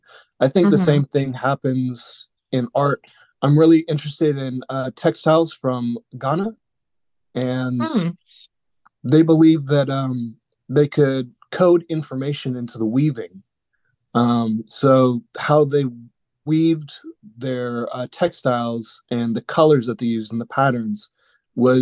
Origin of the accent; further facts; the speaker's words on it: Dallas, Texas, United States; I'm originally from Dallas, Texas